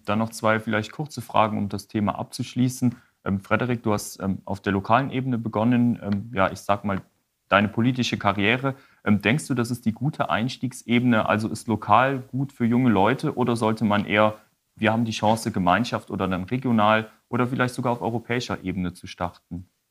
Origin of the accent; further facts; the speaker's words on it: Wallonia, Belgium; raus aus unserer kleinen DG oder dem kleinen Ostbelgien